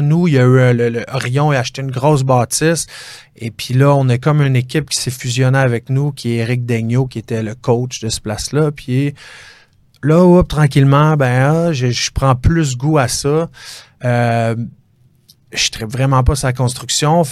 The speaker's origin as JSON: {"language": "French", "town": "Chambly", "region": "Quebec", "country": "Canada", "said": "je viens de Chambly, puis euh, c'est mon secteur, Rive-Sud"}